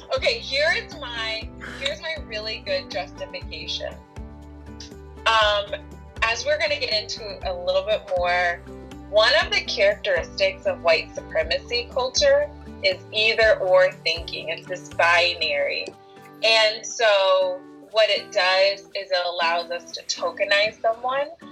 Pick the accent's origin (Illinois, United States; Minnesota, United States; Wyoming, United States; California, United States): Illinois, United States; Rockford; I was born and raised in a town called Rockford, Illinois